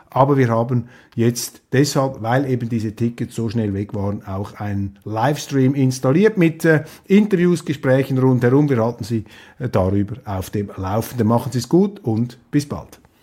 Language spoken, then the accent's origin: German; Switzerland; als Schweizer